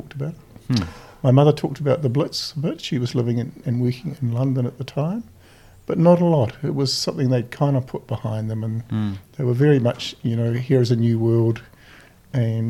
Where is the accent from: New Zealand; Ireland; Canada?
New Zealand; Napier, Hawke's Bay; also born or lived in Gisborne; I was born in Gisborne, but grew up in Hawke's Bay on a piece of quarter acre piece of dirt just on the edge of Napier